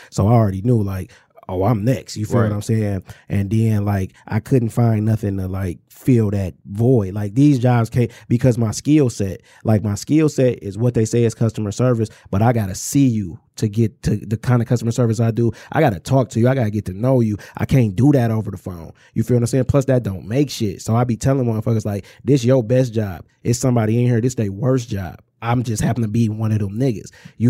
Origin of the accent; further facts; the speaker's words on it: Inkster, Michigan, United States; Because no matter where I'm at, I'm from Inkster.